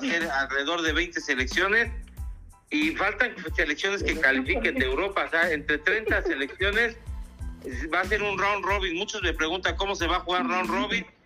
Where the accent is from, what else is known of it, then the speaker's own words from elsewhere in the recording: Mexico; nosotros en México